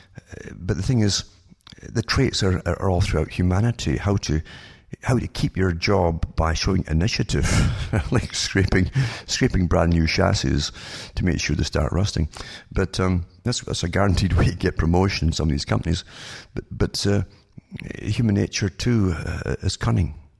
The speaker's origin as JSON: {"language": "English", "country": "United Kingdom", "tie": "born or raised there", "moved": "yes", "said": "I was brought up in Britain"}